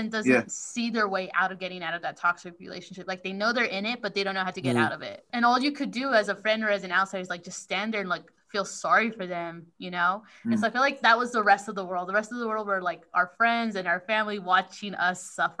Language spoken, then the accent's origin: English; United States; as an American